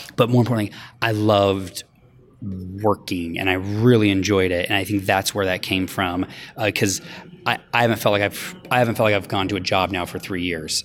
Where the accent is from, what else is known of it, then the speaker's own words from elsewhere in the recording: Denver, Colorado, United States; moved away as an adult; now in Los Angeles, United States; I grew up in Denver. I moved to L A eleven years ago.